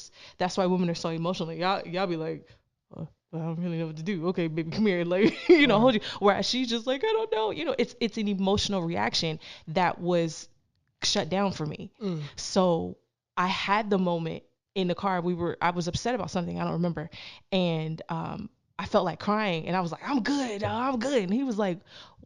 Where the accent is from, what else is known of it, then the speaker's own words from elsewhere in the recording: Canada; growing up in Canada